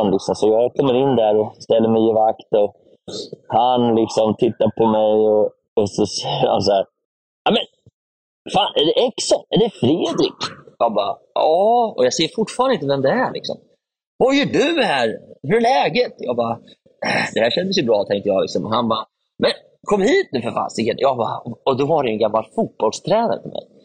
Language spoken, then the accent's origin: Swedish; Örebro, Örebro County, Sweden; vi skulle då vara där över eh, julafton och hemma i Örebro så är det så att juldagen är en stor festdag